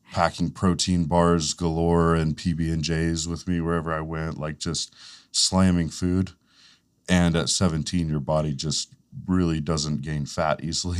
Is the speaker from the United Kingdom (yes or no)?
no; Fletcher, North Carolina, United States; I grew up in Fletcher